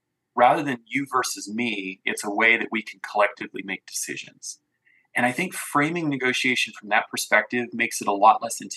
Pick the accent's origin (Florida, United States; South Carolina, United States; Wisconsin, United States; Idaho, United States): Idaho, United States; American Falls; I'm from Southeast Idaho, grew up in American Falls.